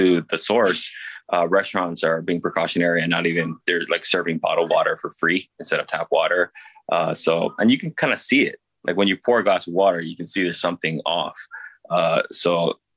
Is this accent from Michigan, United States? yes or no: no; Hawaii, United States